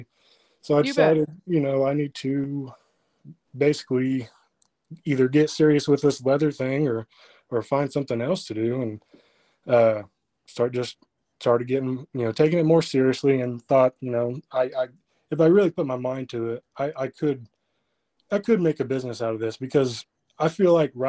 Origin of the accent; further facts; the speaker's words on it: Freedom, Oklahoma, United States; I am from Freedom, which nobody probably knows where that is, but it is about 25-ish miles west of Alva